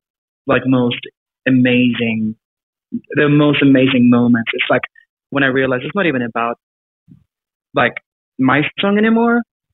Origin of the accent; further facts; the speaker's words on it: South Africa; also born or lived in Sweden; Yeah, sure. So I grew up in Sweden and Africa, of all places.